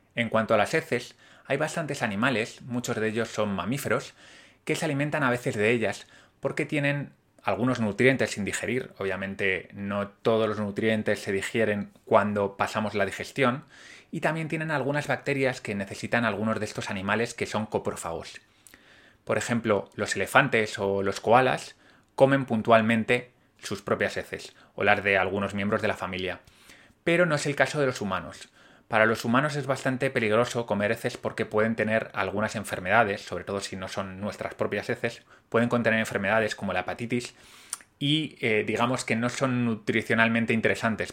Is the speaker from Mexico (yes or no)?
no; Spain